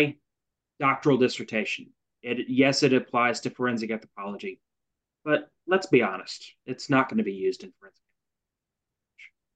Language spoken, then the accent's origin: English; United States; moved away as an adult; now in Canada; I'm originally from the United States